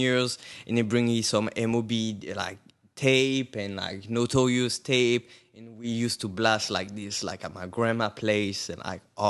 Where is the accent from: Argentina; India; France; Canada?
France; suburb of Paris, Île-de-France; moved away as an adult; now in Brooklyn, United States; I'm from Brooklyn. I would say no, actually, from Paris, France. Moved to Brooklyn a couple of years ago.